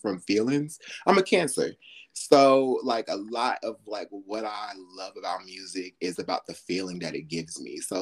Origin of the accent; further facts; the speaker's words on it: New York, United States; I'm from New York. My sister went to this fashion high school in New York.